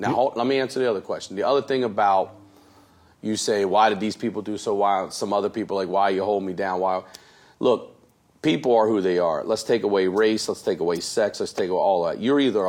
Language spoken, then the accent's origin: English; Baltimore, Maryland, United States; I'm from Baltimore.